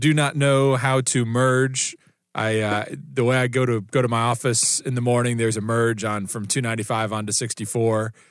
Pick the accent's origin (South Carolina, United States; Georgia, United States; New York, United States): South Carolina, United States; moved away; my home state of South Carolina